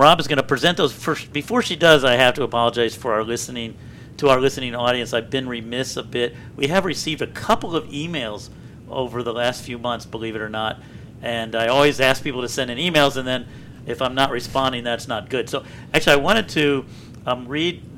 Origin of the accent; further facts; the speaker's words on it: Columbia, Maryland, United States; I grew up in Columbia right outside of Baltimore